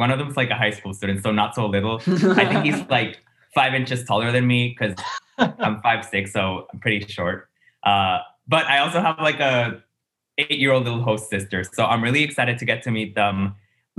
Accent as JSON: {"language": "English", "town": "San Juan", "country": "Puerto Rico", "tie": "born or raised there", "said": "I'm from San Juan, Puerto Rico, the island's capital"}